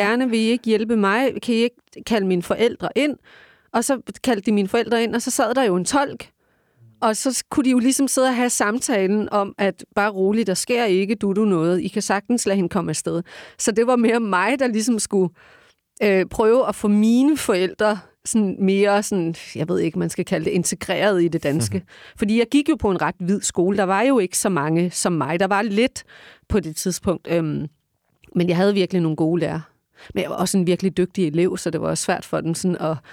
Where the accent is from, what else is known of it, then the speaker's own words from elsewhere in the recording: Denmark; jeg er født i det her land